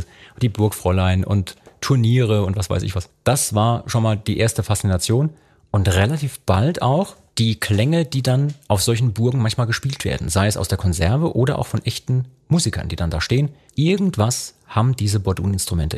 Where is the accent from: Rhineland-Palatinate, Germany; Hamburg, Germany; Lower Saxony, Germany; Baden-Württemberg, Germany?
Rhineland-Palatinate, Germany; wie ich aufgewachsen bin zum Beispiel, im Großraum Pfalz